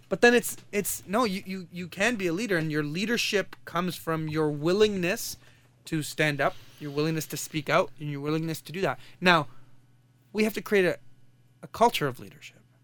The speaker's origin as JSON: {"language": "English", "country": "Kuwait", "moved": "yes", "lives_now": "Canada", "said": "I come from Kuwait"}